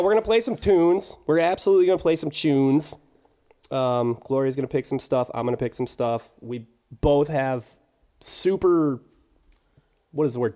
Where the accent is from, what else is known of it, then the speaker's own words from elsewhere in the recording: Clarkston, Michigan, United States; We're from Clarkston, by the way. Both of us are from Clarkston